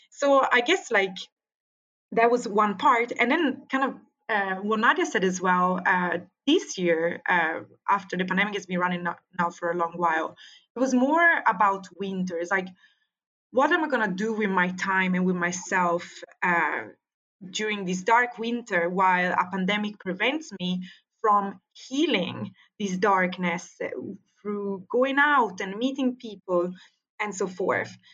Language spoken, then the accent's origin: English; Italy; English is a second language; now in Sweden; When the pandemic arrived in Europe and in Sweden